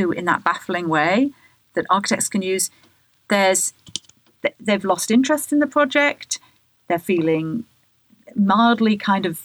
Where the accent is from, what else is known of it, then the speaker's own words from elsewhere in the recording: England, United Kingdom; when I was a child growing up in England